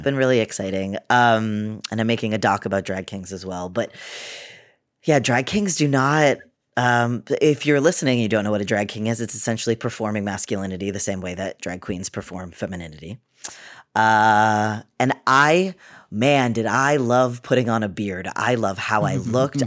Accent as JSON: {"language": "English", "area": "Cape Cod", "region": "Massachusetts", "country": "United States", "tie": "born or raised there", "also_born_or_lived": "Boston", "said": "I'm from Boston. I grew up on the Cape, though, on Cape Cod"}